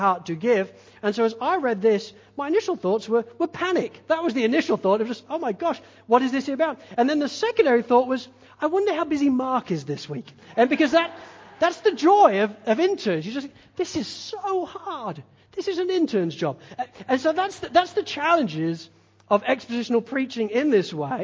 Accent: England, United Kingdom; being English

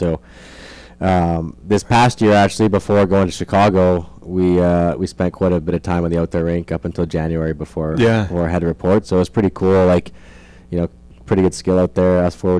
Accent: Edmonton, Alberta, Canada; I'm from Edmonton, Alberta, up north, a couple hours from the border, and it's all hockey there.

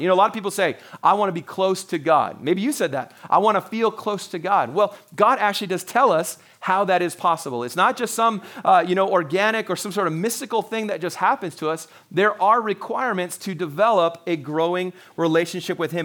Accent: Canada; I'm a Canadian

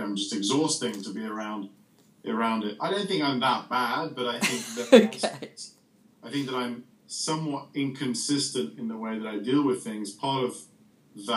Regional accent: Beirut, Beirut Governorate, Lebanon; moved away; I grew up in Beirut

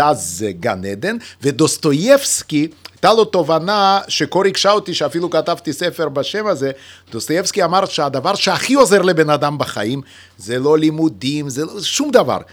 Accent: Lithuania; accent: Russian; first language Yiddish; Hebrew is a second language; now in Israel; שגם היא שפת האם שלי, פשוט גדלתי בליטא

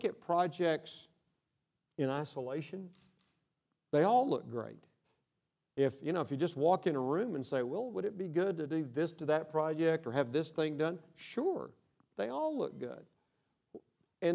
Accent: Odessa, Texas, United States; I'm from Odessa

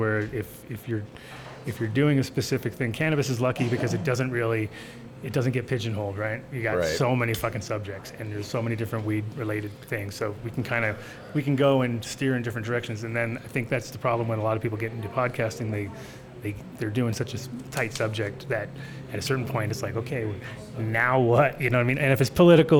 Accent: New England, United States; now in Denver, United States; I grew up in New England

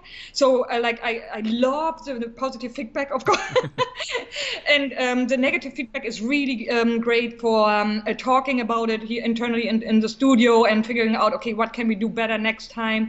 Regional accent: East Germany, Germany; English is a second language; also born or lived in Berlin; I'm from East Germany originally, mm-hmm. and I was very small

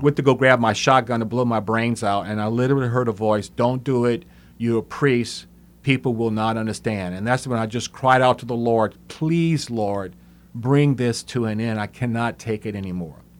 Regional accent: Opelousas, Louisiana, United States; I was born in Opelousas, and, uh, came from a very good family

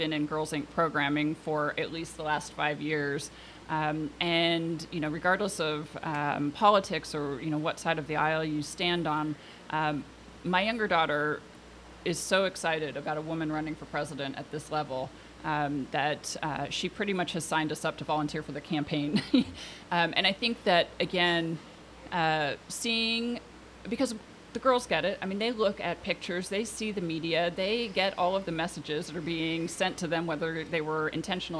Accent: Portland, Oregon, United States; also born or lived in Washington, D.C.; I grew up here in Portland

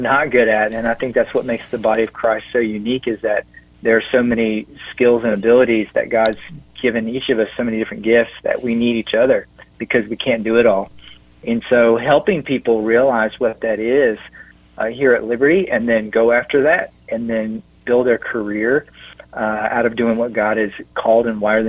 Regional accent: Augusta, Georgia, United States; moved away as an adult; also born or lived in Raleigh-Durham area; now in Lynchburg, United States; I grew up there in Augusta where the Masters is played

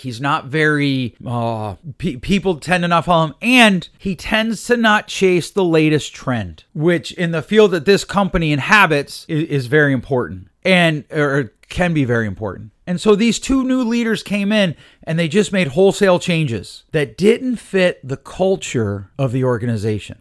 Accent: Northeast Pennsylvania, United States; where I grew up out in Northeast P

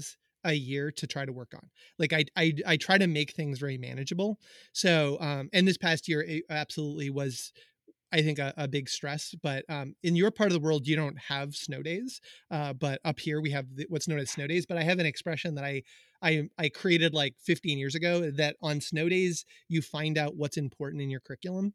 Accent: Hendersonville, North Carolina, United States; moved away; I grew up in Hendersonville

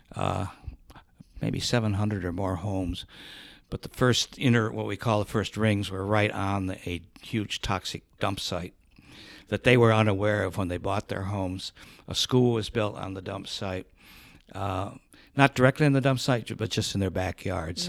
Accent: Hubbard Lake, Michigan, United States; moved away as an adult; also born or lived in Buffalo, New York; Michigan, in, uh, in a little town called Hubbard Lake near Alpena, Michigan, which is on the shores of Lake Huron

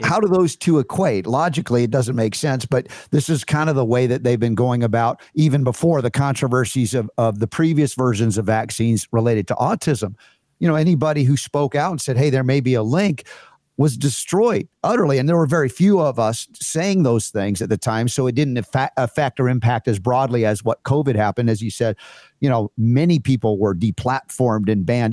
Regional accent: United States; I'm growing up as an American

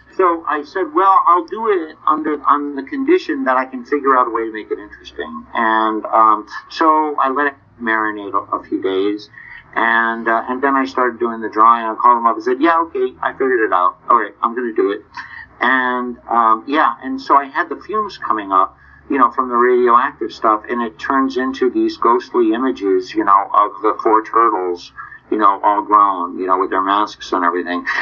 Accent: New England, United States; now in Nashville, United States; I was originally from New England. I live in Nashville now

